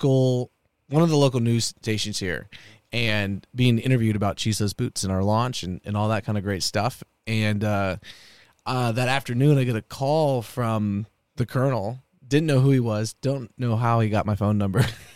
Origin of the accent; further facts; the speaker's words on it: Houston, Texas, United States; also born or lived in Austin, Texas / Navasota, Texas; I was born here in Austin, native Texan. We lived here for a while, bounced around to Navasota, bounced around to Houston, suburbs of Houston